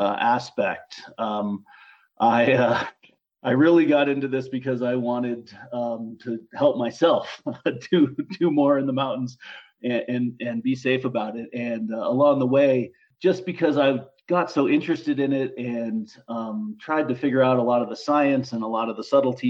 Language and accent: English; Boulder, Colorado, United States; also born or lived in Leadville, Colorado; I grew up in Boulder, Colorado, on the Front Range